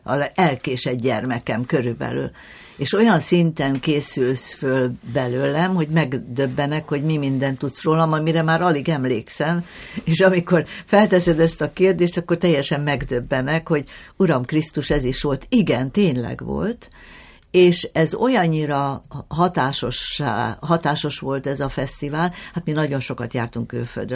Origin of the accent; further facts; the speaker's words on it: Hungary; mi magyarok vagyunk, és itthon kell csinálni tovább